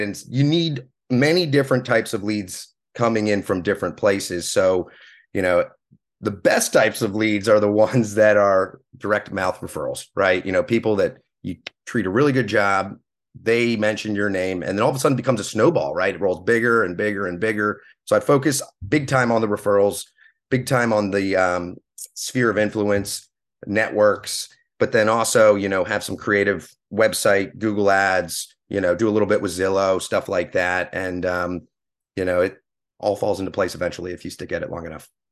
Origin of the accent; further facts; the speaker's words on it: Pennsylvania, United States; moved away as an adult; also born or lived in Clemson, South Carolina; now in Hilton Head Island, United States; I'm actually originally from Pennsylvania. I grew up up there, graduated high school